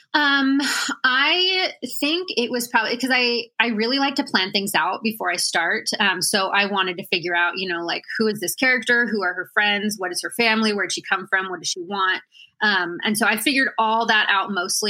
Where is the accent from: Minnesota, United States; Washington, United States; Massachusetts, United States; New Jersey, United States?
Washington, United States; moved away as an adult; also born or lived in Juneau, Alaska; I was born in Juneau, Alaska, and then um, I spent most of my growing up years in Washington. So, I think from about six to 18, I was in Washington